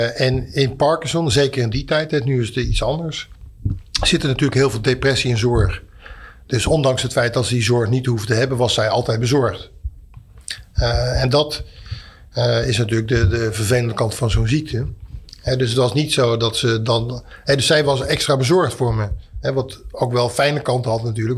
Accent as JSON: {"language": "Dutch", "town": "Etten-Leur", "region": "North Brabant", "country": "Netherlands", "tie": "born or raised there", "said": "ben ik geboren in Etteleur"}